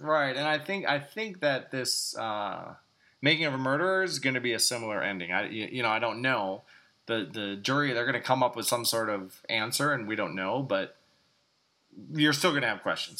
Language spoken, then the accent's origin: English; Greendale, Wisconsin, United States; from my hometown, Greendale